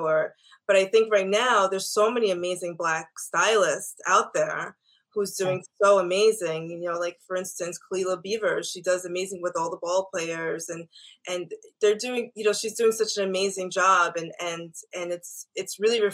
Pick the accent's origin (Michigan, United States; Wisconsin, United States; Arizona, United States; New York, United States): New York, United States; Long Island; I grew up in Long Island in an all-white Jewish area.